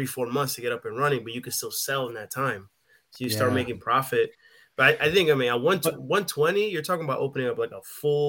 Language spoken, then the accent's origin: English; New York, United States; moved away as an adult; also born or lived in Caribbean; now in Washington State, United States; I'm from New York. I currently live in Washington.